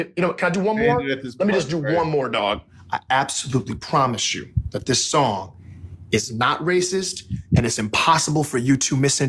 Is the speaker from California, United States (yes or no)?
no; Texas, United States; Yeah, I grew up in Texas, you know, so.